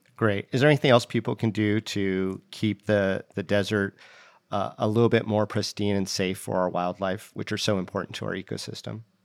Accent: Las Vegas, Nevada, United States; I grew up in Las Vegas

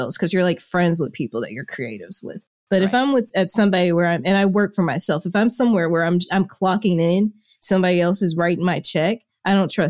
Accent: Little Rock, Arkansas, United States; born there; also born or lived in Memphis, United States / Jackson, United States / Germantown, United States / Humble, United States; I grew up everywhere. So I was born in Little Rock, Arkansas. And then I've lived in Memphis, Tennessee, Jackson, Mississippi, then moved back to Tennessee to Germantown

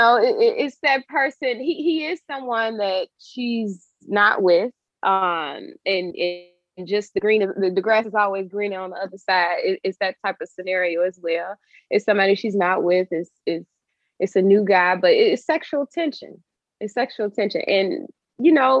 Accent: Chicago, Illinois, United States; growing up in Chicago and just the environment that I grew up

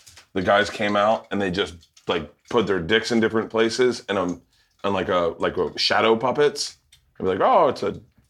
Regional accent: Florida, United States; moved away; When I grew up in Florida

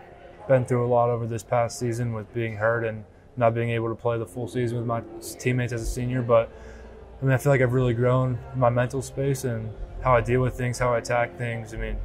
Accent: Arizona, United States; Here, Arizona.

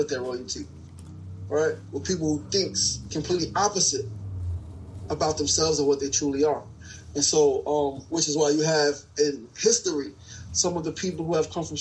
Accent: New York City, New York, United States; also born or lived in South Jamaica, Queens; born and raised in Queens, New Yorker, born in South Jamaica, Queens, really raised in Queensburg

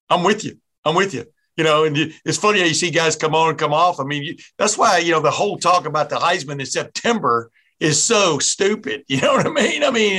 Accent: Texas, United States; moved away as an adult; also born or lived in Alabama; now in Ohio, United States; I grew up in Texas, you know, my last 11 years of my first 11 years were Alabama, second 11 were Texas before I moved up here to the great state of Ohio.

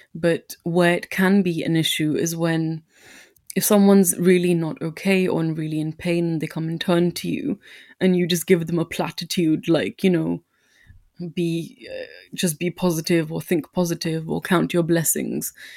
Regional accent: India; moved away; I'm an immigrant or that I'm Indian

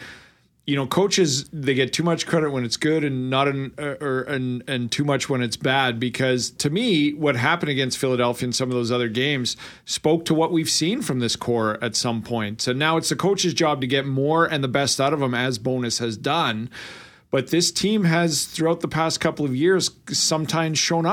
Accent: Winnipeg, Manitoba, Canada; Winnipeg, Canada

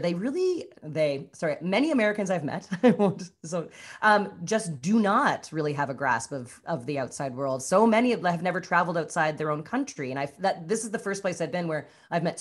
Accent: Canada; moved away as an adult; now in Los Angeles, United States; being Canadian

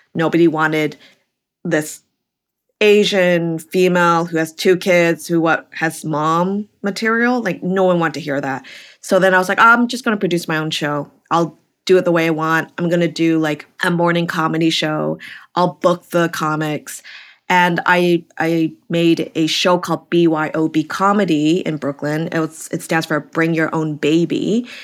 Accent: Vancouver, British Columbia, Canada; moved away as an adult; also born or lived in California; now in New York, United States; I'm originally from Canada, Vancouver, B C, so opposite coast from you

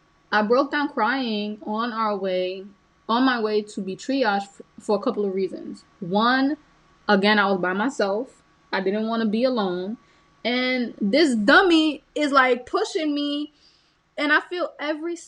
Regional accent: Honduras; moved away; I was born in Honduras, and my mother had me, you know, at my grandmother's house.

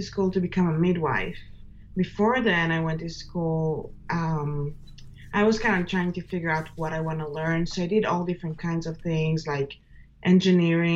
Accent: Israel; moved away as an adult; now in United States; I was born and raised in Israel and moved to the United States about 6.5 years ago.

